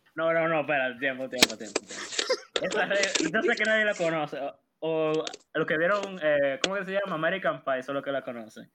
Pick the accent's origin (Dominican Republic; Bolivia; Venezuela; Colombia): Dominican Republic; yo soy de esa, de esa parte, de, esos dominicanos